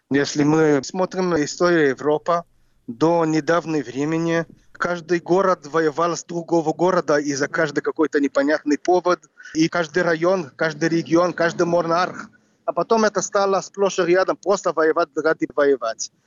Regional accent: Jerusalem, Jerusalem District, Israel; Russian is a second language; moved away as an adult; also born or lived in New York / Ukraine; now in Kryvyi Rih, Ukraine; Я родился в Иерусалиме

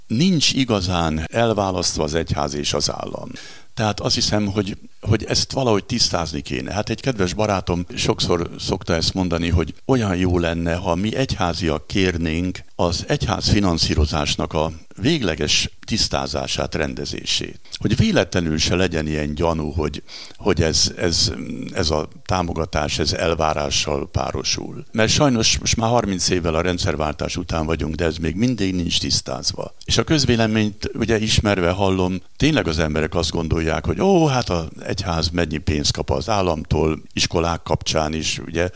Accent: Zebegény, Pest, Hungary; also born or lived in Budapest; elég izgalmas események után zebegénybe kerültünk édesanyámmal az 50-es évek elején

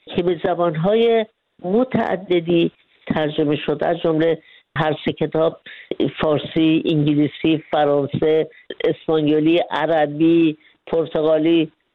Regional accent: Iran; moved away as an adult; من سه کتاب در مورد بیرافی خودم نوشتم بعضی که از ایران خارج شدم

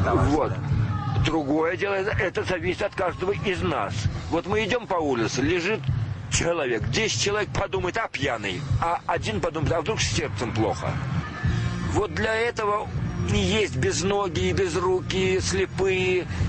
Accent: Moscow, Russia; moved away as an adult; я коренной москвич, на Большом Каретном родился

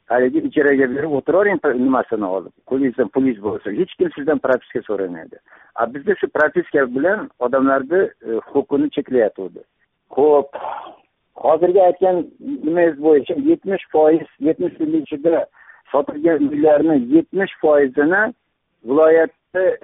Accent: Uzbekistan; moved away as an adult; now in Tashkent, Uzbekistan; tomda tug'ilib o'sganman o'qishga kirib toshkentda o'qishda bitirib toshkentda qoldim toshkentda kvartira oldim ya'ni haligi yosh mutaxassis sifatida hozirgacha

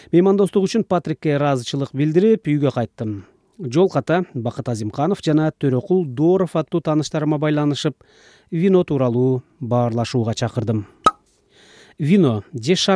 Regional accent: Kyrgyzstan; мен туулуп өскөн кыргызстанда

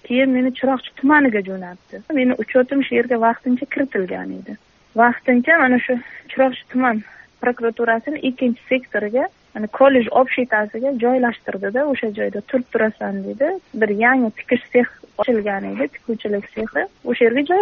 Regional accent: Kamashi District, Kashkadarya Region, Uzbekistan; qashqadaryo viloyati qamashi tumanida tug'ilganman

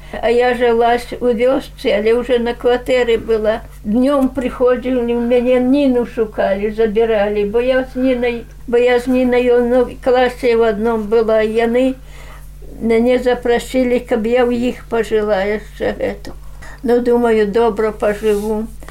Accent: Belarus; also born or lived in Siberia; я сама беларуска

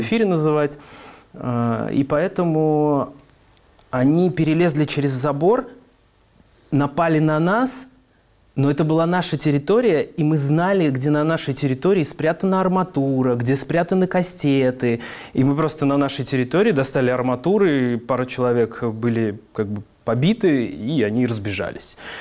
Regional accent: Kazan, Tatarstan, Russia; Я из Дербышек. Это район, собственно, Казани

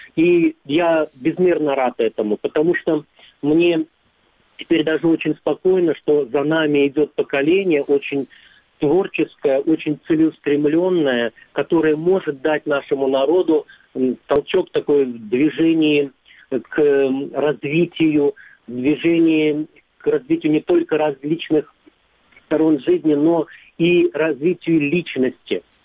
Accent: Crimea, Ukraine; я из Крыма

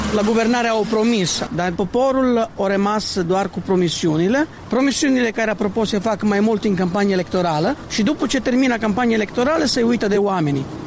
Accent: Italy; moved away as an adult; now in Moldova; eu sunt italian și mi aflu de 10 ani de zile aici în Moldova

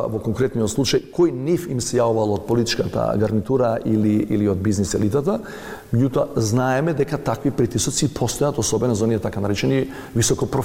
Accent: North Macedonia

